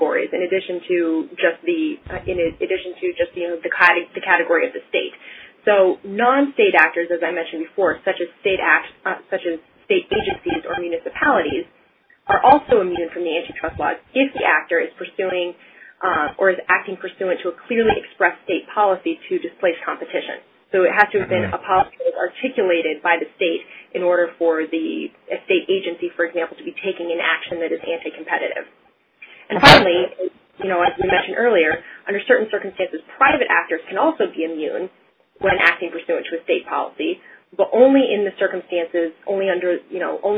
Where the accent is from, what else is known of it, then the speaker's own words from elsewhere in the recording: Columbus, Ohio, United States; also born or lived in New Jersey / Wisconsin; I am originally from Columbus, Ohio, which is now where I practice.